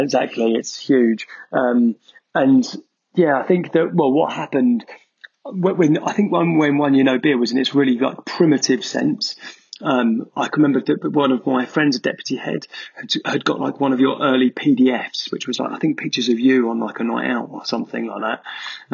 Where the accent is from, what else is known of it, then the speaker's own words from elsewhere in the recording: Essex, East of England, United Kingdom; moved away as an adult; also born or lived in Manchester; I grew up in Essex